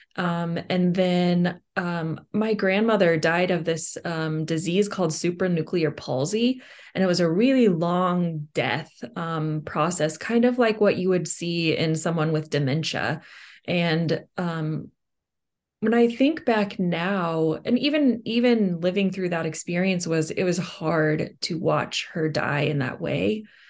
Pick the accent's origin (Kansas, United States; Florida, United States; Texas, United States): Kansas, United States; I'm from Kansas